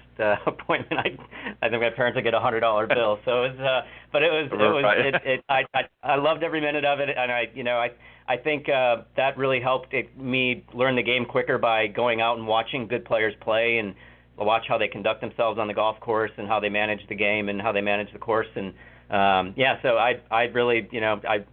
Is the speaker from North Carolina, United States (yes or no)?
no; Wisconsin, United States; moved away; I grew up in Wisconsin, and I started caddying at the local private club when I was 13 years old